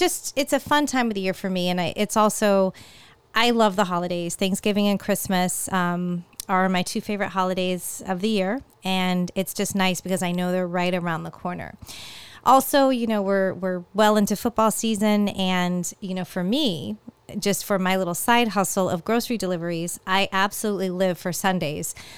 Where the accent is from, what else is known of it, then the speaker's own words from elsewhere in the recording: California, United States; now in Florida, United States; growing up in California, the weather really took a change in, in October